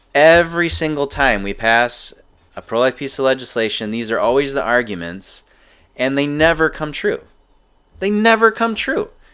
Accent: Ann Arbor, Michigan, United States; growing up in Ann Arbor

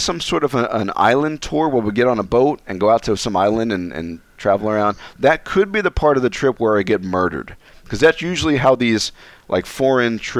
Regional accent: United States; I'm an American

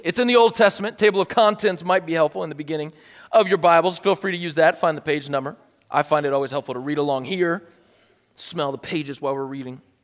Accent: United States

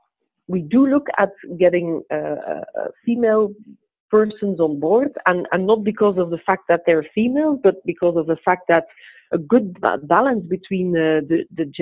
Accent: Kortrijk, Flanders, Belgium; also born or lived in England; I was born and raised in Kortrijk

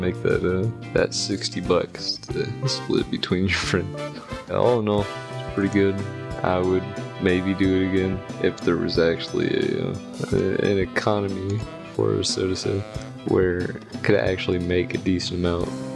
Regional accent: Texas, United States; I'm from Texas.

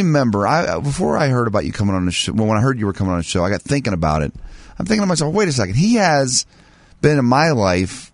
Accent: United States; I am an American

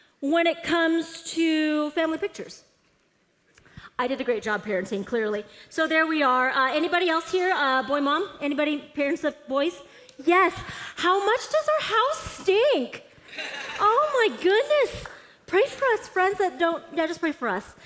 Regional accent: Seattle, Washington, United States; moved away as an adult; also born or lived in Portland, Oregon; I'm born and raised in Seattle. I moved to Portland, Oregon in 2000

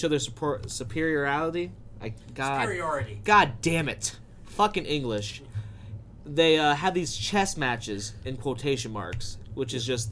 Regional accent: United States; we're American

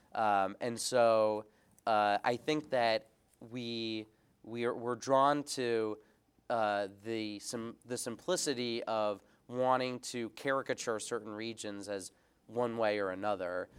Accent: United States; also born or lived in England; I'm from the United States.

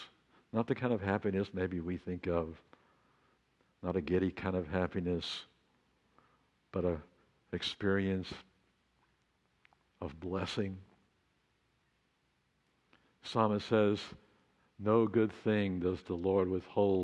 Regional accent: Texas Panhandle, United States; now in Laguna Beach, United States; I grew up on Route 66

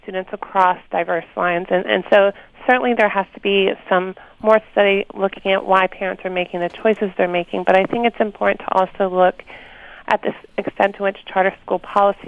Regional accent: the South, United States; now in Pennsylvania, United States; I grew up in the South where there was the legacy of forced segregation

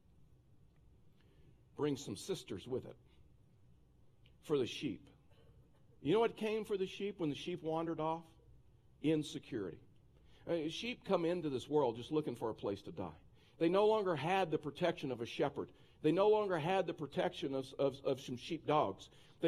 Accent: Texas, United States; moved away; I'm a Texan

